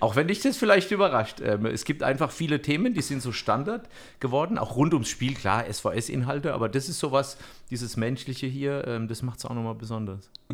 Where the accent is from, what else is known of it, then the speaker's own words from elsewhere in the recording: Bammental, Baden-Württemberg, Germany; ich komme ja auch aus Bammental